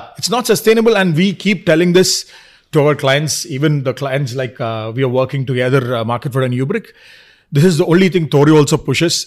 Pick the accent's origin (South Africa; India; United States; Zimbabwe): India; Kerala; also born or lived in Dubai; I'm from Kerala